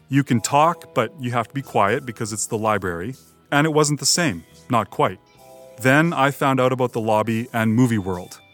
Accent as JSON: {"language": "English", "town": "Edmonton", "region": "Alberta", "country": "Canada", "tie": "born or raised there", "said": "I grew up here in Edmonton."}